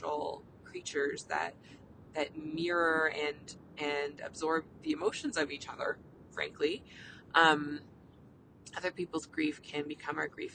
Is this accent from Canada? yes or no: yes; Canada; I'm a Canadian family physician